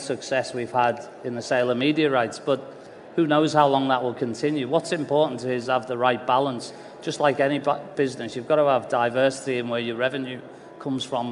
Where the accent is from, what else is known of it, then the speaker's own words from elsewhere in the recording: Liverpool, North West England, United Kingdom; I grew up in Liverpool, supporting Liverpool